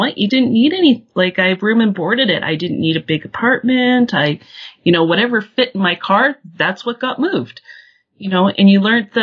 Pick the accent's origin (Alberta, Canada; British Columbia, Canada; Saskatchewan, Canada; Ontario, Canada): Saskatchewan, Canada; I grew up in Saskatchewan, and I got to experience my dad being laid off